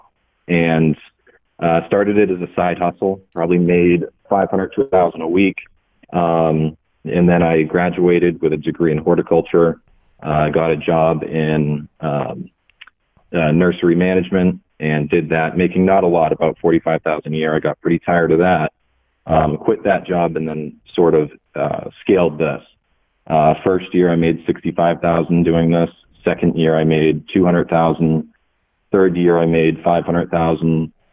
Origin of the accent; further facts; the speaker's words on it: New Hampshire, United States; I'm from New Hampshire